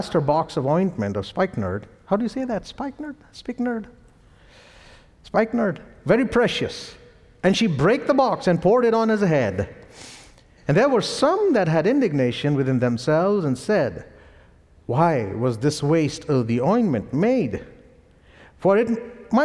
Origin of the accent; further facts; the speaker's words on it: India; accent: Indian; my Indian accent